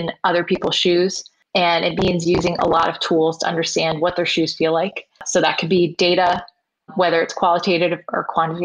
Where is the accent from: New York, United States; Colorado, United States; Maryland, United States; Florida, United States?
New York, United States; New York City; I'm from Queens and it's one of the most diverse places in the US.